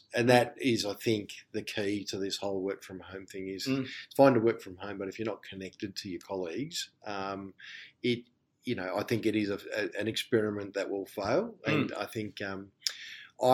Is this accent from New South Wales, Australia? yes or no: no; Melbourne, Victoria, Australia; where I'm from Melbourne.